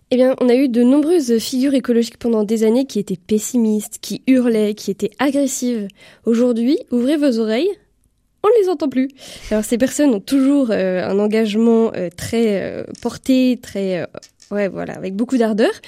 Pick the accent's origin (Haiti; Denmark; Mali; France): France; en tant que Français